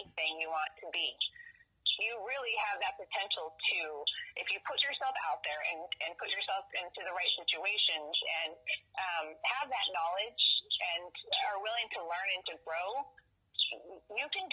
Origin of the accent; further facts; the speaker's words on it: Valley Center, California, United States; the Valley Roadrunner in Valley Center. It's my hometown.